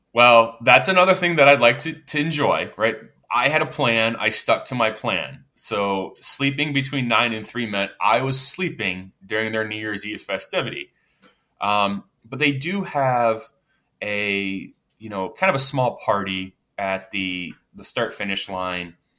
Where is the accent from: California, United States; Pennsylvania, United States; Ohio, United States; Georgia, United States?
Pennsylvania, United States; Pittsburgh; I'm from the Pittsburgh area